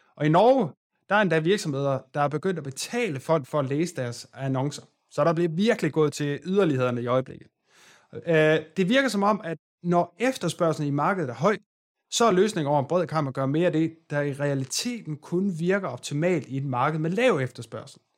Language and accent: Danish; Aarhus, Central Denmark Region, Denmark; Jeg er selv fra Aarhus